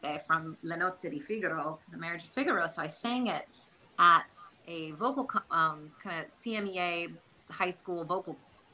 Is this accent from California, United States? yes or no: yes; Bay Area, California, United States; also born or lived in New York / Boston; I'm from the Bay Area